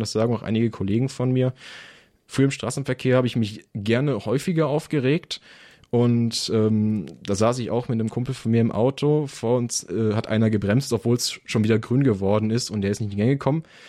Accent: Bottrop, North Rhine-Westphalia, Germany; moved away as an adult; also born or lived in Biberach; ich komme halt aus der Metropole, bin halt Kind des Ruhrgebiets, man hört es vielleicht auch

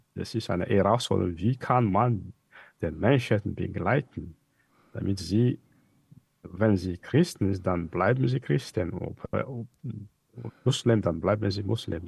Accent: Hell-Ville, Diana, Madagascar; German is a second language; also born or lived in Mahajanga, Madagascar; Ich bin im Nordwesten von Madagaskar geboren und zwar in Mazanga wie es gesagt. Aufgewachsen bin ich im Norden der Insel, nämlich auf Nosibe, bei meiner Großmutter mütterlicher Seite

